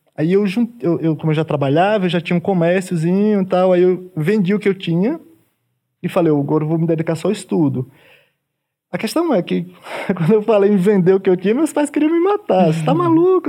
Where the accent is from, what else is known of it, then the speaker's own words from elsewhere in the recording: Tucano, Bahia, Brazil; moved away as an adult; now in São Paulo, Brazil; eu nasci também no, no, interior, no caso, vim do sertão da Bahia. É, é, do município de Tucano, fica próximo de Canudos, é bem sertão mesmo